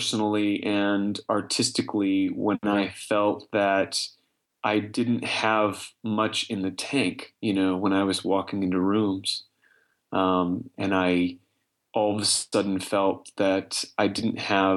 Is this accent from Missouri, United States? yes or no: yes; Kansas City, Missouri, United States; moved away as an adult; now in New York, United States; I was in my hometown of Kansas City